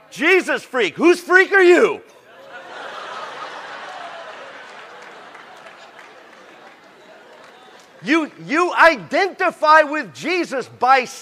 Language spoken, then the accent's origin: English; San Diego, California, United States; I'm from San Diego